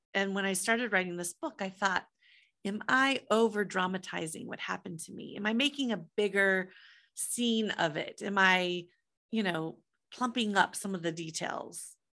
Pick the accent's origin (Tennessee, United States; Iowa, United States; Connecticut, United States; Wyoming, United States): Iowa, United States; Des Moines; moved away; I grew up in Des Moines, Iowa.